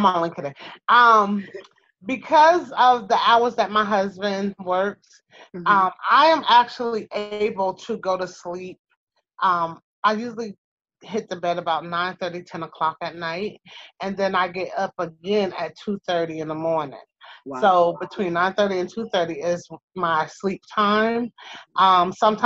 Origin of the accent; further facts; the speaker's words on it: Eastern Long Island, New York, United States; accent: New York-esque; now in Georgia, United States; I am originally born and raised in Eastern Long Island, New York. So, yes, I have that New York-esque accent